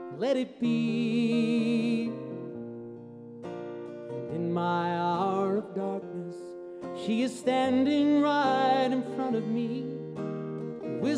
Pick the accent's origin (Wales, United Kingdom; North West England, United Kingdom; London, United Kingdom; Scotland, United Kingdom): North West England, United Kingdom; Liverpool; I came all the way from Liverpool